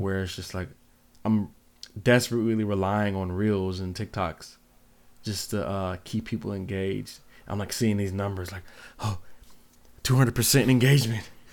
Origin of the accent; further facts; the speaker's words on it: Seattle, Washington, United States; now in Grand Rapids, United States; growing up in Seattle